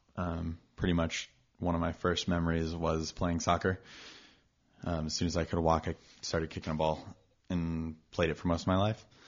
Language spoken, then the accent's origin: English; Austin, Texas, United States; also born or lived in Dallas, Texas; I grew up in Texas. Uh, I was born in Dallas, raised in Austin